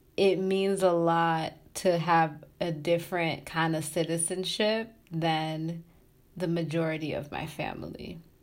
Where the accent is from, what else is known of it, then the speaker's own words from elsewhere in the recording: Tanzania; moved away; also born or lived in Massachusetts / Pennsylvania / Michigan; I'm from Tanzania